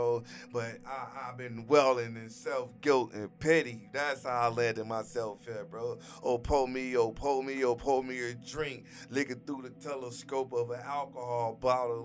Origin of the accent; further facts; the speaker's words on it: Gary, Indiana, United States; moved away; I'm born and raised in Gary, Indiana